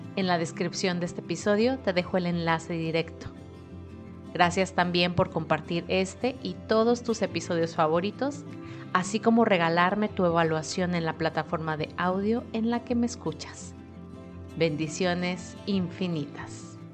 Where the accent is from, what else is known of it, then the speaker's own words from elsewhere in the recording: Guadalajara, Jalisco, Mexico; moved away; en Guadalajara, México, de donde soy originaria